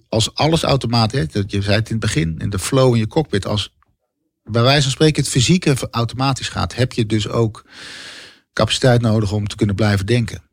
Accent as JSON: {"language": "Dutch", "town": "Bergambacht", "region": "South Holland", "country": "Netherlands", "tie": "born or raised there", "also_born_or_lived": "Schiedam", "said": "ik ben geboren in Schiedam. En uiteindelijk naar een dorp gegaan, naar Bergambacht. Uh, waar ik opgroeide met de voetbalvereniging en op de middelbare school"}